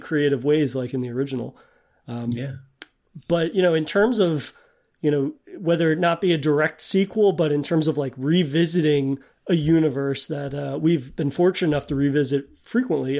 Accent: New England, United States; as a bred New Englander

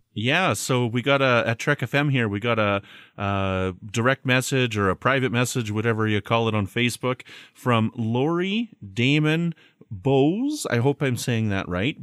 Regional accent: Canada; I'm from Canada.

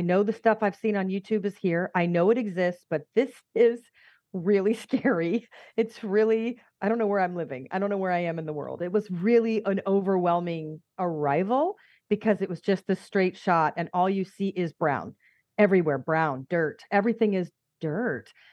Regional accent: United States; accent: American; moved away as an adult; also born or lived in Atlanta; now in Malta; my American accent

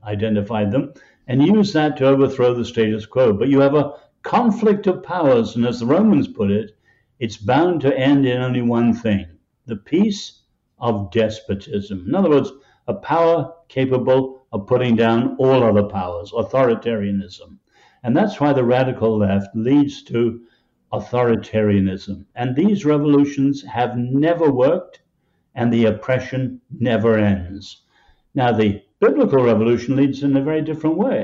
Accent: England, United Kingdom; I grew up in England under Winston Churchill

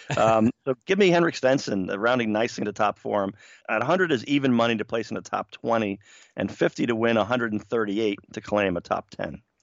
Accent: New York, United States; I grew up in New York in the 1970s

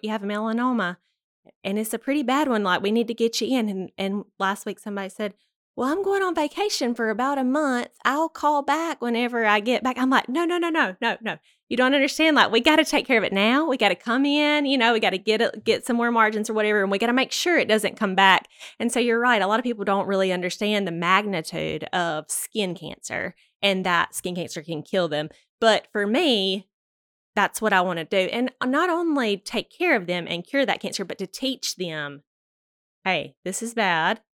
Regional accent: Douglas, Georgia, United States; I was born here in Douglas, Georgia

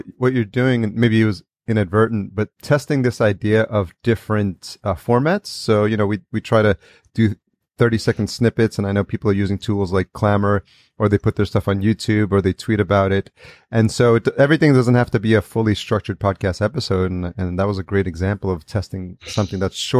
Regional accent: New York, United States; and I grew up in New York as well, Long Island is really blue collar community, right?

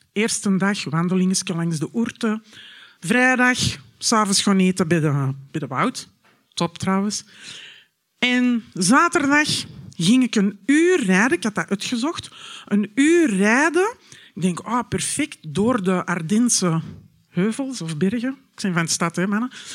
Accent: Antwerp, Flanders, Belgium; moved away as an adult; also born or lived in Miami; now in Knokke, Belgium; Ik ben geboren en getogen in Antwerpen

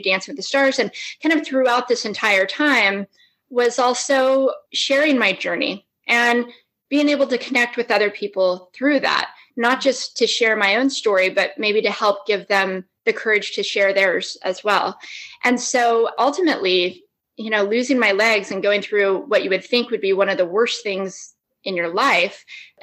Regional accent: Las Vegas, Nevada, United States; I grew up in Las Vegas

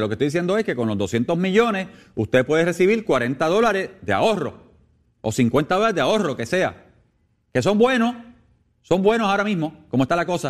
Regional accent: Puerto Rico; como puertorriqueño

